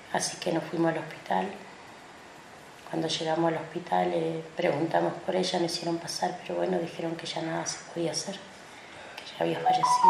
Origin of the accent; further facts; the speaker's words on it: El Bolsón, Río Negro, Argentina; soy del Bolsón, Río Negro, Argentina.